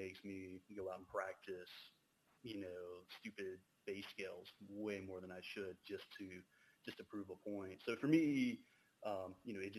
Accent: the South, Alabama, United States; I grew up down here in the South, so we always went uh, to the Houston County Farm Center every Saturday

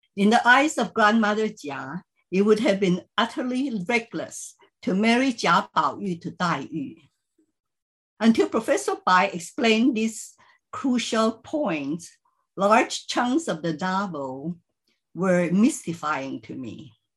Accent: Philippines; moved away; I grew up in the Chinese community in the Philippines

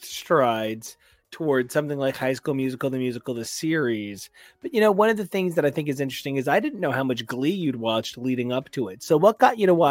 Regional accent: New Jersey, United States; we're from Jersey

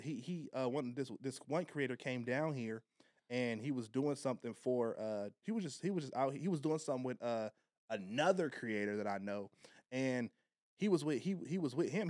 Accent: Long Beach, California, United States; I'm from Long Beach

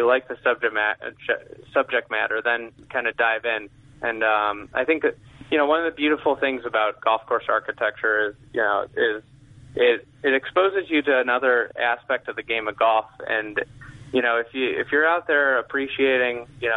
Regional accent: Lake Bluff, Illinois, United States; born or raised there

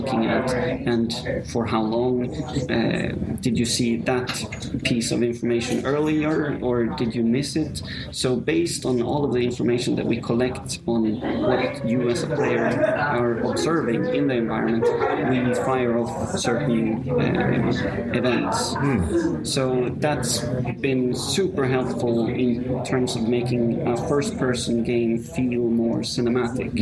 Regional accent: Sweden; now in Rome, Italy; I'm from Sweden

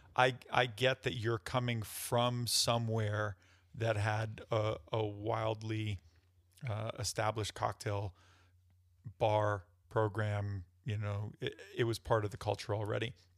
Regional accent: New York, United States; now in Denver, United States; I'm from New York

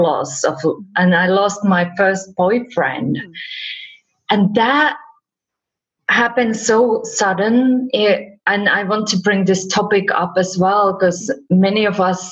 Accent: Finland; also born or lived in California; now in Spain; I live in Spain, but originally I'm from Finland

